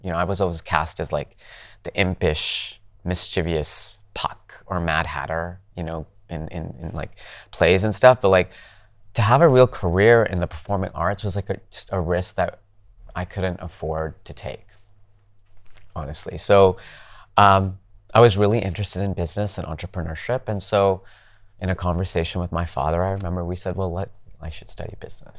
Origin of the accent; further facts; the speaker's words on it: Calgary, Alberta, Canada; moved away; I grew up in Canada, in Calgary.